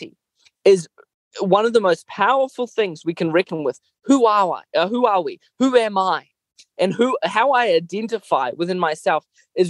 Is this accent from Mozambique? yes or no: yes; Mozambique; moved away; I grew up in Mozambique, a country that was deeply troubled by gross atrocities throughout the 80s.